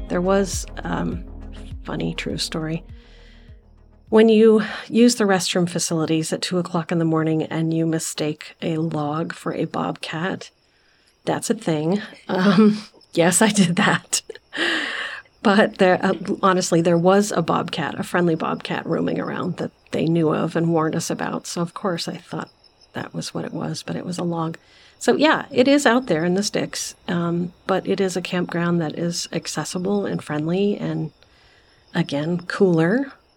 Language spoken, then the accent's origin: English; Iowa, United States; now in Arizona, United States; I grew up in Iowa, camping, boating, fishing, water skiing, hunting for morel mushrooms